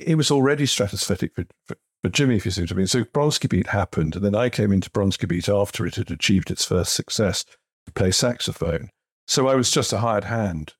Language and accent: English; Kettering, East Midlands, United Kingdom; I grew up in Kettering in the 1960s and 70s